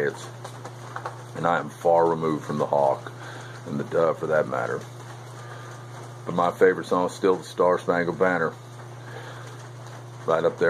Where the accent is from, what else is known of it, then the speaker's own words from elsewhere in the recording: Melbourne, Florida, United States; here in my hometown of Melbourne, Florida, for the past 35 years